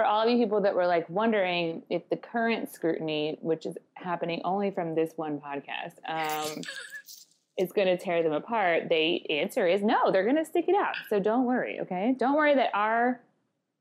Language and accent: English; Indiana, United States; my home state